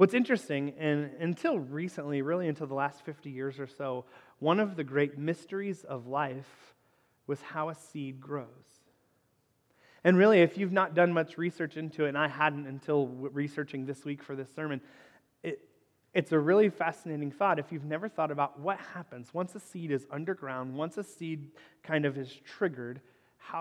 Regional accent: Northern Kentucky, United States; the house where I grew up in Northern Kentucky

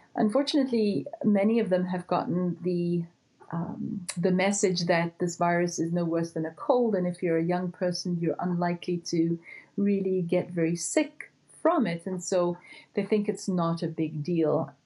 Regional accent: South Africa; moved away as an adult; also born or lived in Houston, Texas; I was born and raised in South Africa, but did my training in Houston, Texas, at Baylor College of Medicine.

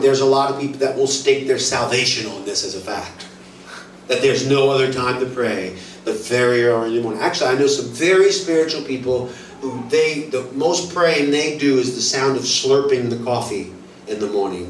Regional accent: United States; I'm American

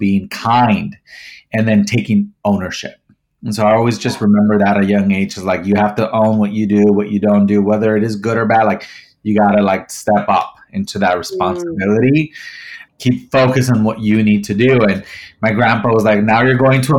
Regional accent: Mexico; growing up, I grew up in Mexico

